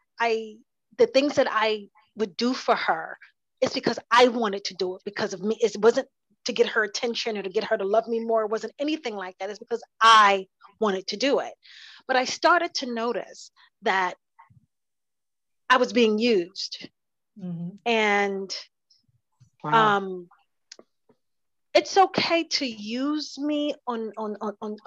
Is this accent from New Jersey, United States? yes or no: yes; New Jersey, United States; also born or lived in South Carolina; My mother raised me up until I was 8 years old, until I moved from South Carolina to New Jersey to live with my grandmother